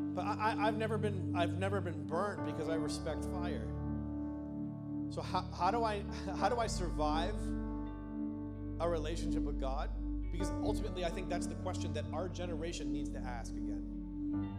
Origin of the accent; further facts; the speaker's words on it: Canada; moved away; I grew up in Canada